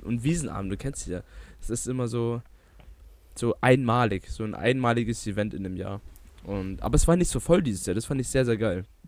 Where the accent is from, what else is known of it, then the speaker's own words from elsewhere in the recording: Bavaria, Germany; sind wir doch stolze Bayer